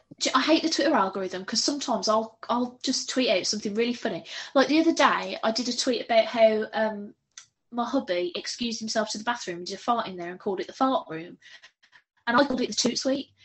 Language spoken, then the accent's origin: English; United Kingdom; I'm very British